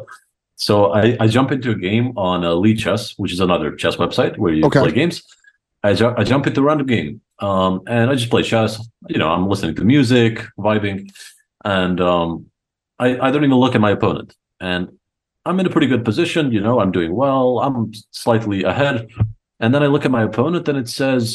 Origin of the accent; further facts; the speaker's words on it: Croatia; also born or lived in Rijeka; I only grew up in Croatia